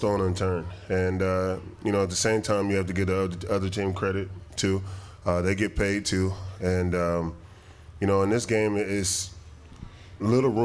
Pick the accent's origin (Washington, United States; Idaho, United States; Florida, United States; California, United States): California, United States; Long Beach; moved away as an adult; now in Green Bay, United States; I was born in Long Beach, California. You know, I went to Long Beach Poly, then went to UCLA.